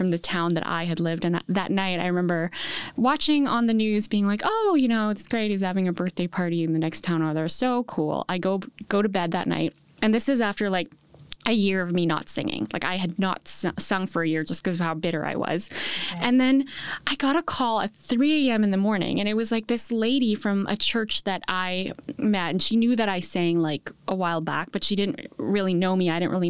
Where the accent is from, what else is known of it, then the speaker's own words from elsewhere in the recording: New York City, New York, United States; I'm also from New York City. So I went to high school in New York City.